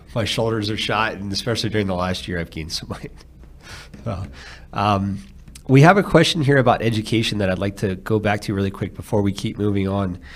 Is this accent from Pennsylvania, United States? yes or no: yes; outside of Philadelphia, Pennsylvania, United States; also born or lived in Phoenix, Arizona; now in Alabama, United States; grew up outside of Philadelphia